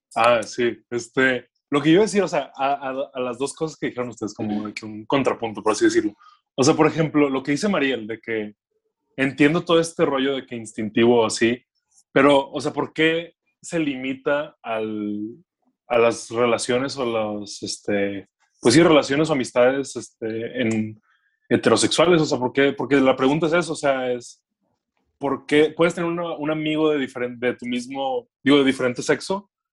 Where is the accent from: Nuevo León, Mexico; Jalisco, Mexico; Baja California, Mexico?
Nuevo León, Mexico; Monterrey; soy de Monterrey